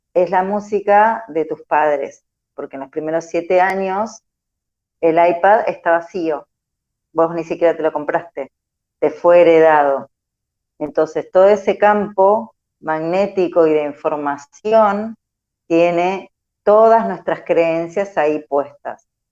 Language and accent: Spanish; Argentina; somos una sociedad argentina muy psicoanalítica, muy carne de diván